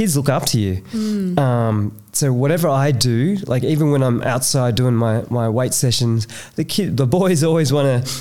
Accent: Cabramatta, New South Wales, Australia; growing up in Cabramatta, it was really, really rough

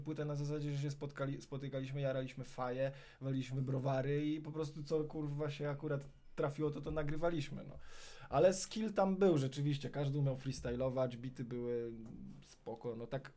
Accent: Warsaw, Masovian Voivodeship, Poland; na mojej ulicy, na której się wychowałem, ulicy Kajki w Aninie, w Wawrze

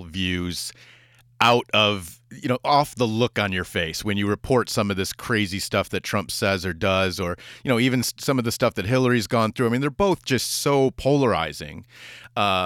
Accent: Grand Rapids, Michigan, United States; moved away; I grew up in Grand Rapids in Kentwood

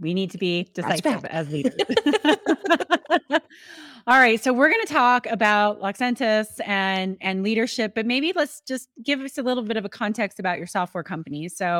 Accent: Colorado, United States; also born or lived in Austin, Texas; and I grew up on the Western Slope of Colorado, but I had left Austin, Texas.

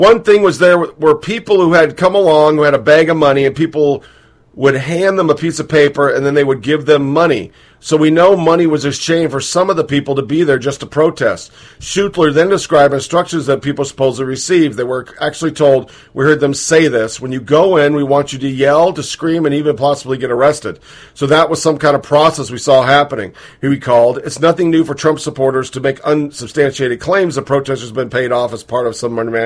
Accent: Beaverton, Oregon, United States; I'm from Beaverton, Oregon

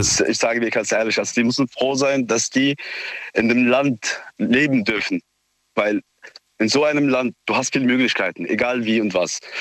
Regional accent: Syria; now in Neustadt, Germany; Ich komme selbst auch aus Syrien

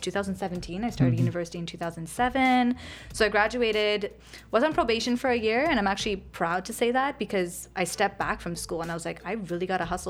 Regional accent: Hamilton, Ontario, Canada; also born or lived in Richmond Hill; so I was born and raised in Canada. Nice. So from Hamilton, traditionally up in the mountains. I'm a mountain girl.

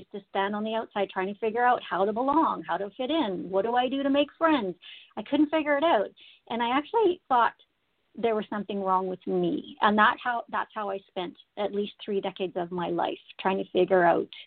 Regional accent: Saskatchewan, Canada; now in Alberta, Canada; I've been in Alberta for 15 years now. I'm originally from Saskatchewan, but we moved to around Canada and then ended up in Alberta.

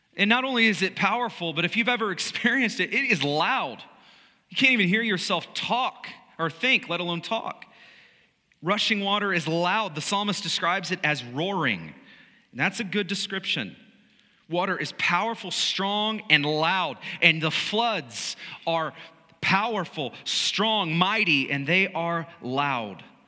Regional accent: United States; as Americans, as American followers of Jesus.

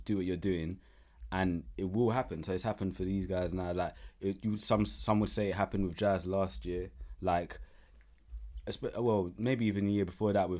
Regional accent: Uganda; Like, by the way, I'm from Uganda. I'm not from Nigeria, but I'm just using it as an example.

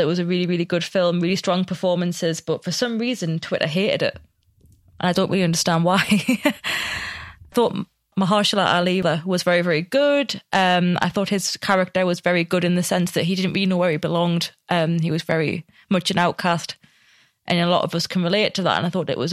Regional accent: the Northeast, North East England, United Kingdom; now in London, United Kingdom; I grew up in the Northeast

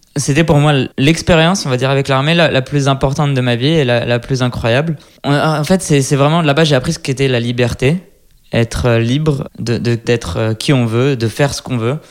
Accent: Lyon, Auvergne-Rhône-Alpes, France; moved away as an adult; now in Israel; je suis né à Lyon, et donc d'une mère égyptienne et d'un père marocain

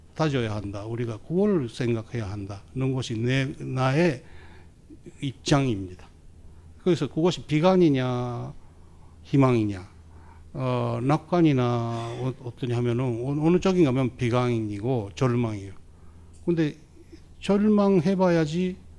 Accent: Japan; 제가 막 일본의 소수자로 일본의사회에서 자랐다

